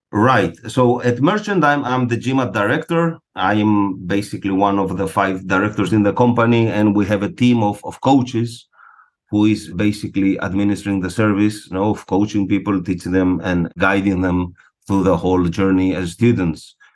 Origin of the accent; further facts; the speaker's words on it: Greece; moved away as an adult; also born or lived in Buenos Aires, Argentina; I was born and raised in Greece.